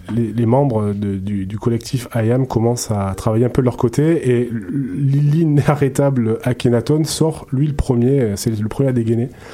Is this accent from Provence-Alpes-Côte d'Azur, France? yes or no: yes; Marseille, Provence-Alpes-Côte d'Azur, France; now in Montreal, Canada; je suis marseillais